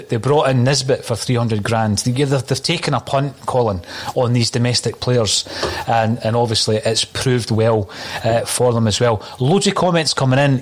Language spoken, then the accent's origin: English; Dunfermline, Scotland, United Kingdom; in my home town, my home city, it is actually of Dunfermline